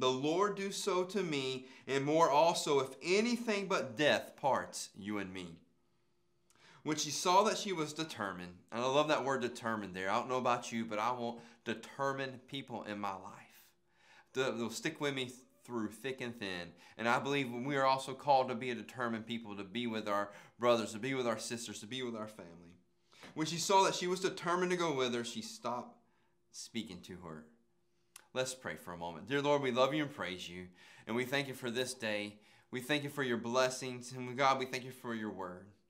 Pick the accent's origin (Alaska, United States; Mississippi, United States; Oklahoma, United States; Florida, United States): Florida, United States; Calhoun County; I'm from Calhoun County, Florida.